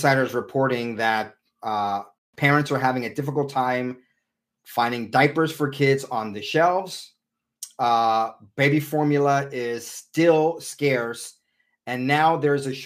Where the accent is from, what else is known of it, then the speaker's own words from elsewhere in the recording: San Diego, California, United States; I grew up in San Diego